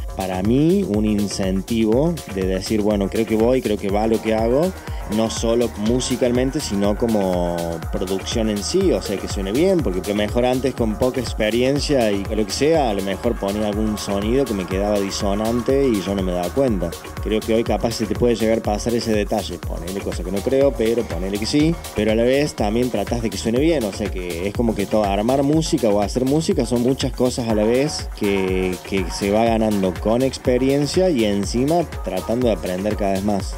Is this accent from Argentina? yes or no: yes; Argentina; nosotros y más siendo argentinos y más siendo, no sé, del interior en mi caso